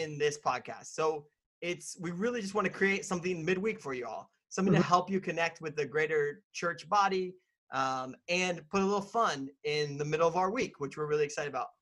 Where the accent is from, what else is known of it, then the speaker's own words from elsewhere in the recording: Indiana, United States; now in Washington, United States; I'm originally from Indiana